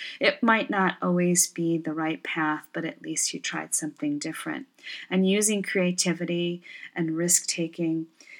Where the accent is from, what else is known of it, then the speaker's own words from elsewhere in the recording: Michigan, United States; also born or lived in Ontario, Canada; now in Portland, United States; I work and live in Portland, Oregon. I was originally from the Great Lakes region, and I say it like that because I grew up bouncing a bit between Michigan and Ontario, Canada throughout my childhood, and grew up the youngest of six.